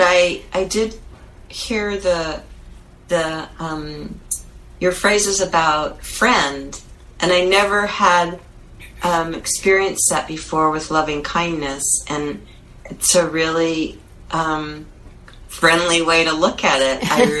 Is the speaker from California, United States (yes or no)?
yes; Santa Barbara, California, United States; moved away; I grew up in Santa Barbara. Uh-huh. Yeah, I've been there on and off for years.